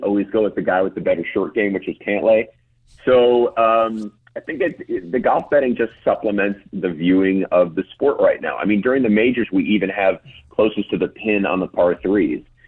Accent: United States; I was born in New York Hospital

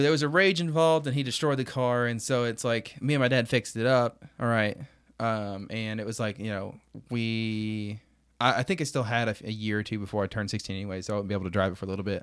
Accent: United States; I'm an American

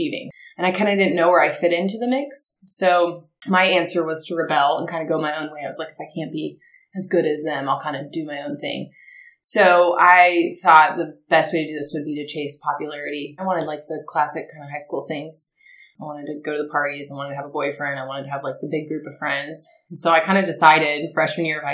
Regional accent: Marietta, Georgia, United States; also born or lived in Auburn; born and raised in Marietta, just a little bit outside of Atlanta

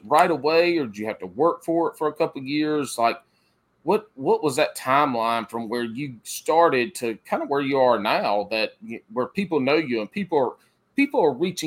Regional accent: Pee Dee area, South Carolina, United States; I'm from the Piedmont or the PD area, South Carolina, kind of Eastern South Carolina.

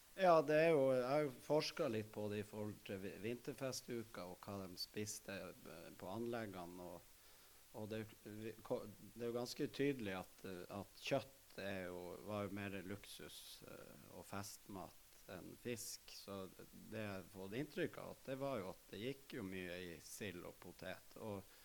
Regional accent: Narvik, Nordland, Norway; er født og oppvokst i Narvik

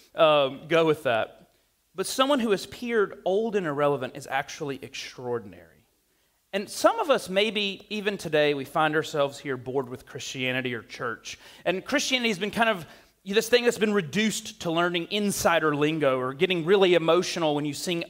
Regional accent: the South, United States; I'm from the South

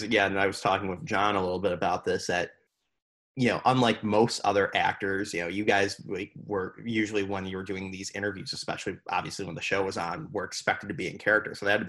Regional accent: Buffalo, New York, United States; Buffalo, New York.

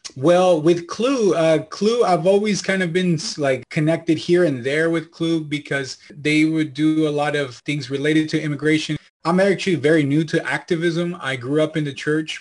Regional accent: Santa Ana, California, United States; also born or lived in Lima, Peru; I was born in Lima, Peru, uh, my parents and were there, and then we immigrated up here towards, uh, California when I was a baby

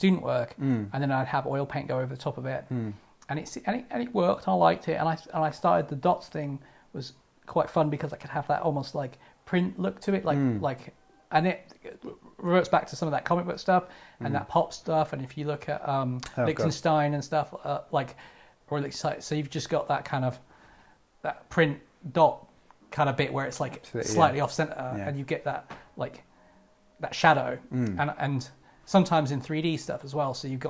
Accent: Santa Monica, California, United States; moved away; I grew up in Pico neighborhood, which is like the tough bit of Santa Monica.

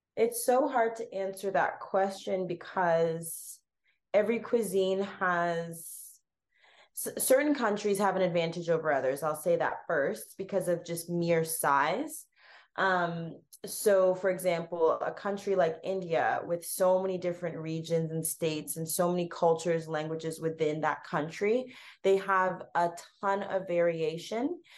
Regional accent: Canada; accent: Canadian; grew up in a Ghanaian household, so eating Ghanaian food, but being brought up in Canada, that is so multicultural

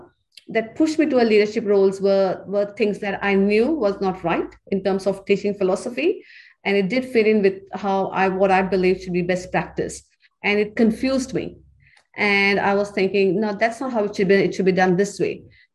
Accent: India; moved away as an adult; I was studying to be a lecturer when I came from India. And I went to university to study to be an English lecturer.

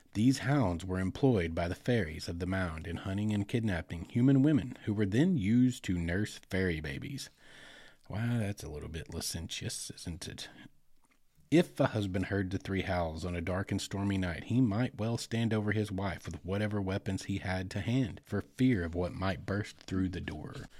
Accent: Arkansas, United States; right here in my home state

